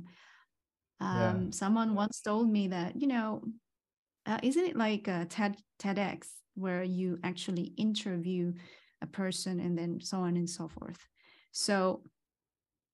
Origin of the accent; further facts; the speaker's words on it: Philippines; moved away; I came from Philippines